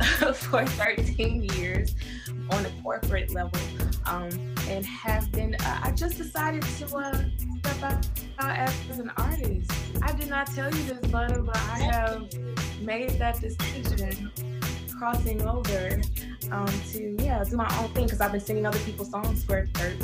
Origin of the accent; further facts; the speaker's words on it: Atlanta, Georgia, United States; I am an ATLian.